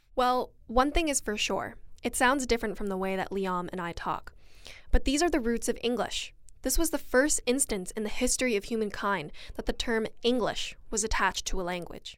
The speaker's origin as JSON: {"language": "English", "region": "West Coast", "country": "United States", "accent": "general American with a touch of West Coast", "said": "both of us have a general American accent with a touch of West Coast influence."}